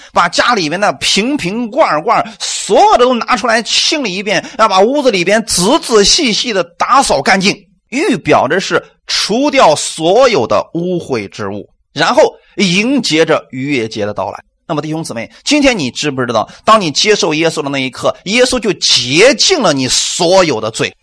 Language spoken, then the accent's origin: Chinese; China; 我们中国人